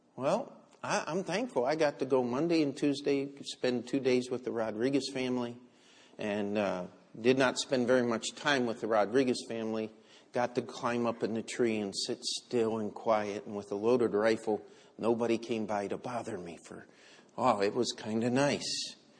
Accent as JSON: {"language": "English", "country": "United States", "said": "I'm an American"}